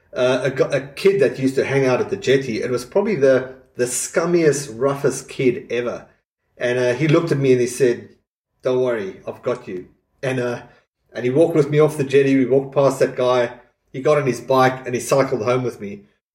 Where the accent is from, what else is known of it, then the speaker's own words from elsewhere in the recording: South Africa; growing up in South Africa